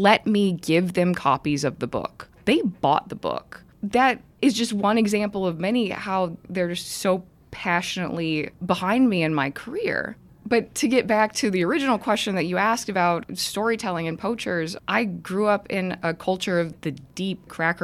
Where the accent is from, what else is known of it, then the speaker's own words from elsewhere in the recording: Daytona Beach, Florida, United States; I grew up in Central Florida in the Daytona area.